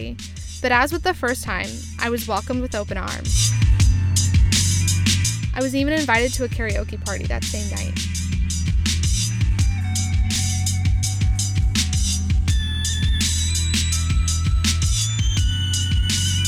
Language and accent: English; United States; As an American